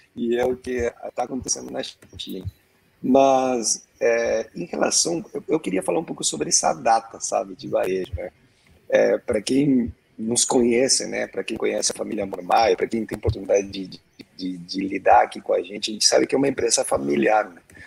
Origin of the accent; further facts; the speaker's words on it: Argentina; now in Brazil; Eu sou argentino mais brasileiro do mundo aqui